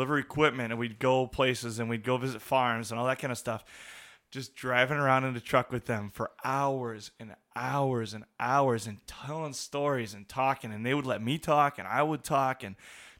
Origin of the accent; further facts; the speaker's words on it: La Crosse, Wisconsin, United States; there were just awesome men in our congregation that I grew up in La Crosse